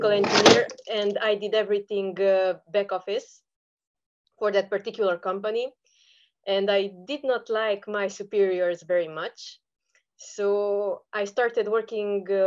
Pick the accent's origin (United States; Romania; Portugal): Romania; I am from Eastern Europe. I am from Romania.